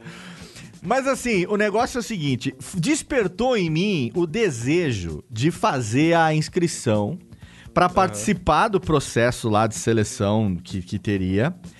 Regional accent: São Paulo, Brazil; como bom paulista que sou

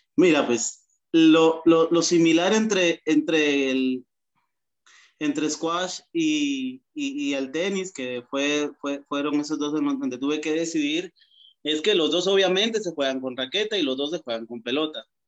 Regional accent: Guatemala; moved away as an adult; now in El Salvador; como guatemalteco, inicié squash en una de las canchas más antiguas de Guatemala

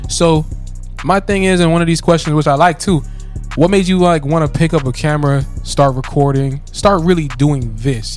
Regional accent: Florida, United States; we're from Florida

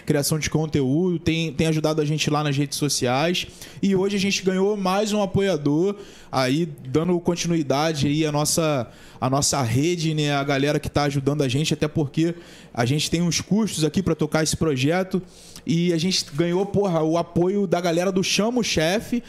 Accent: São Gonçalo, Rio de Janeiro, Brazil; a gente é daqui de São Gonçalo

